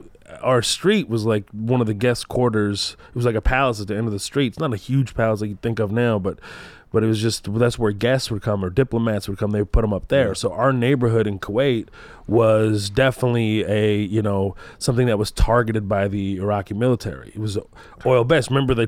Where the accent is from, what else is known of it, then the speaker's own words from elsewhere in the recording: Texas, United States; I'm definitely Texan, you know, like even if I go back home, they'll be like, this guy is like. He's a fucking Texan, you know what I mean? He's a Palestinian Texan, this guy.